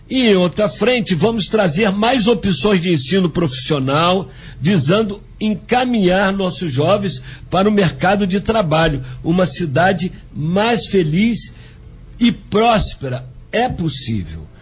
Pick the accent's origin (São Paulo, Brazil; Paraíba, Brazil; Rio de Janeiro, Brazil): Rio de Janeiro, Brazil; Angra dos Reis; Sou nascido e criado em Angra, tenho orgulho de ser um peixe com banana